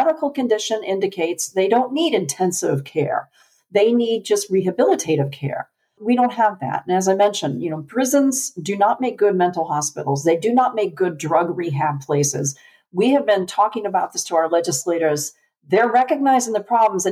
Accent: Connecticut, United States; moved away as an adult; now in Tennessee, United States; we're from Connecticut

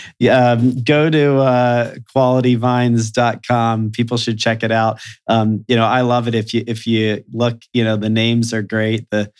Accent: Sandusky, Ohio, United States; as a kid growing up in Sandusky, Ohio

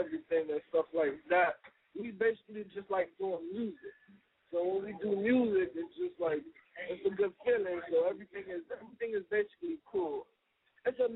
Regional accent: Miami, Florida, United States; we're from Miami, born and raised

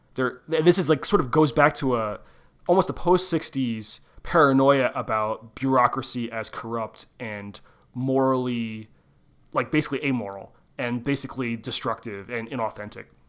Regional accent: Southeast Pennsylvania, United States; I'm from Southeast Pennsylvania.

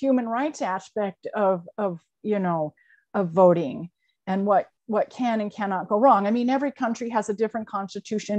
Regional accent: Burlington, Vermont, United States; born or raised there

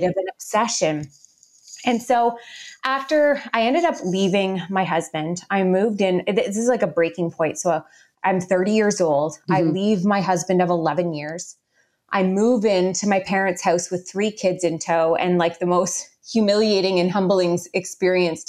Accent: Guelph, Ontario, Canada; we moved back home, back into my hometown of Guelph, Ontario, Canada

